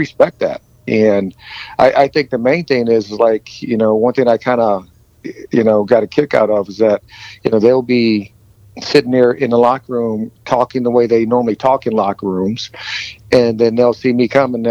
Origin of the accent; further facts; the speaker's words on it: Fort Wayne, Indiana, United States; I was born and raised in a biracial family growing up in Indiana back in the 60s and 70s